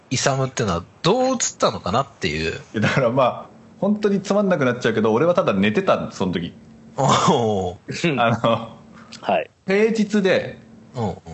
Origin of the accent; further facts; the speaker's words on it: Misato, Saitama, Japan; born there; 生まれは埼玉なんですよ、ちなみに。あ、そうだったね。全然どうでもいいんですけど。あ、そうだしかも、埼玉でもこう近い方の全然三郷とか分かります